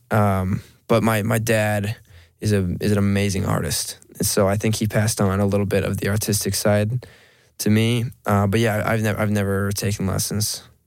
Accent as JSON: {"language": "English", "town": "Monroe", "region": "Washington", "country": "United States", "moved": "as an adult", "lives_now": "Las Vegas, United States", "said": "I'm a kid from Monroe, Washington. I I grew up with four sisters"}